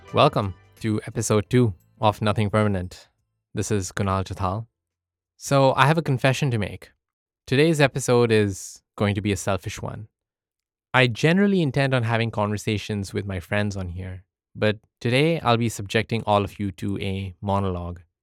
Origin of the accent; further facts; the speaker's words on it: United Arab Emirates; moved away as an adult; now in United States; I was born in the United Arab Emirates, or the U A E, to Indian parents. I spent eighteen years of my life in the U